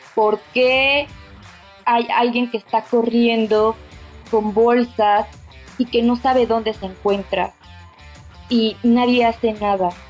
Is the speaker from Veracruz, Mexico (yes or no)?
yes; Veracruz, Mexico; soy jarocha. Mi infancia la viví en Veracruz, al lado del mar.